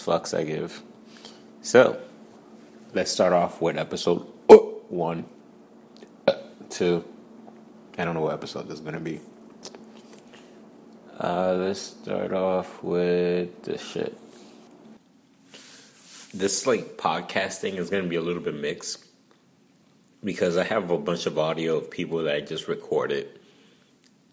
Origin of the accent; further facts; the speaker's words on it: New York City, New York, United States; I'm from Brooklyn